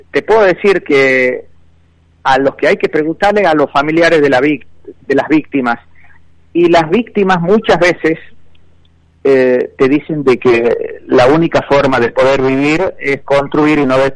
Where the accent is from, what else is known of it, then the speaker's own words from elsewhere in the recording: Argentina; como argentino